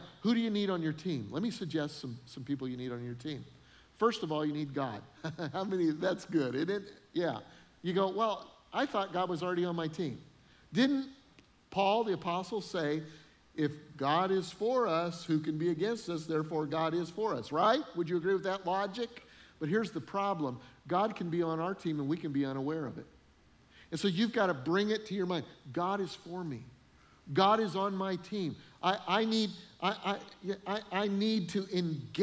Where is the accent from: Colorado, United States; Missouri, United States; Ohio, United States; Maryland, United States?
Colorado, United States; Denver; moved away as an adult; also born or lived in Freeport, Illinois; I'd never really lived anywhere but Denver